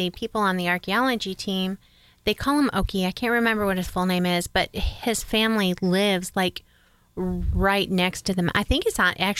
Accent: New York, United States; now in Oklahoma, United States; I have never lived in Mississippi. I'm actually from New York.

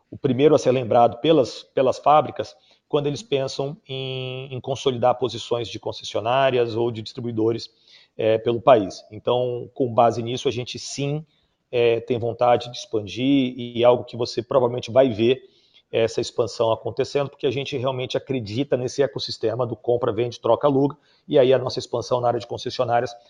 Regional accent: Salvador, Bahia, Brazil; also born or lived in Rio de Janeiro / São Paulo; nasci no Rio de Janeiro, mas muito jovem eu vim para São Paulo, ainda bebê, na verdade, com meus pais. Depois a gente acabou sendo, meu pai acabou sendo transferido para Salvador, onde eu fui, me formei, estudei

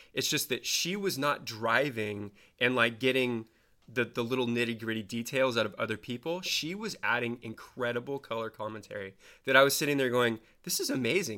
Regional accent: Marin County, California, United States; I lucked into being born in and live in Marin County

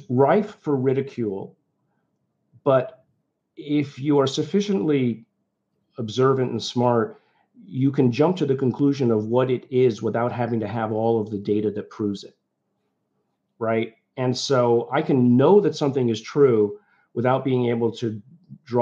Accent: Liverpool, North West England, United Kingdom; now in United States; I was born in England, you know, we left because of the conservative nature. I was born in Liverpool

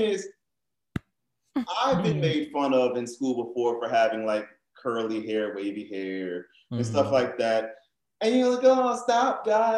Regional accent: New Orleans, Louisiana, United States; growing up in New Orleans and Creole culture, we have a very broad definition of what black is

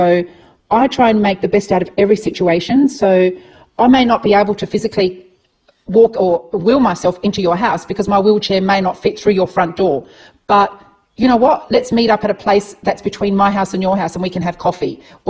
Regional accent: Adelaide, South Australia, Australia; as I said, we're from Adelaide.

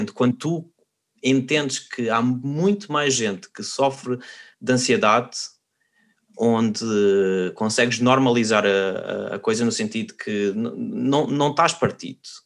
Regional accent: Portugal; moved away as an adult; also born or lived in Spain; now in Netherlands; nós somos portugueses e nós, por natureza, somos um povo um bocado pessimista

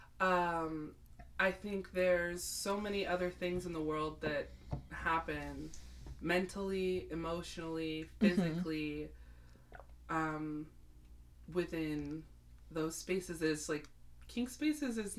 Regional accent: United States; my experience as an American

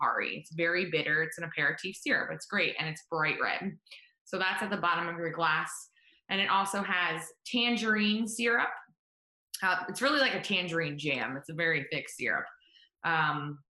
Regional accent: West Chester, Pennsylvania, United States; moved away as an adult; now in Baltimore, United States; I am from Westchester, Pennsylvania, suburbs of Philadelphia

